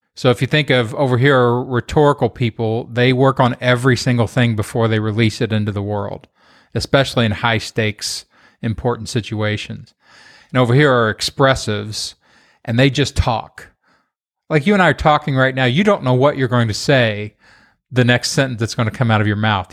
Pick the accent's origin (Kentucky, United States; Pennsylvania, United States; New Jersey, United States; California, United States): Kentucky, United States; moved away; also born or lived in Los Angeles / Austin; Kentucky, just having grown up there